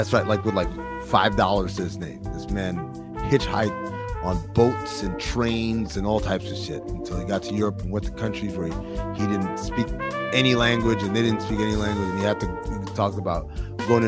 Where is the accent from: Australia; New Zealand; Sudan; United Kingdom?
Sudan; moved away; My dad is from Sudan. I'm from Sudan